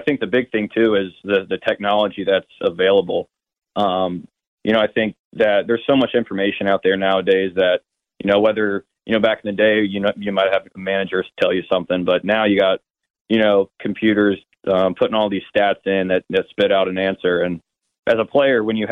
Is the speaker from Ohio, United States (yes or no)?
yes; Cincinnati, Ohio, United States; moved away; also born or lived in Arkansas; I was drafted by the, my hometown team